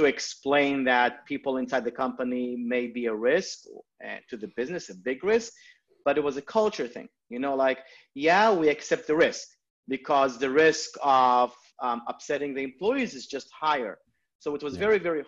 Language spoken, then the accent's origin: English; Israel; moved away as an adult; now in United States; I'm originally from Israel. I moved to the US about 6-7 years ago